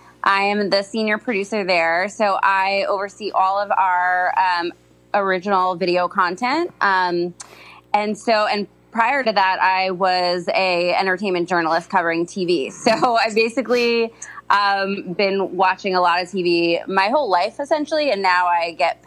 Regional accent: New York, United States; I'm Jewish. I've never celebrated Christmas, although I grew up in New York

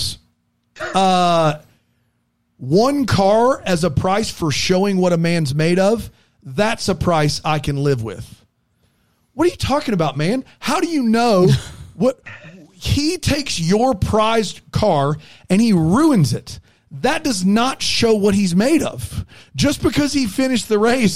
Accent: the South, United States; I'm from the South.

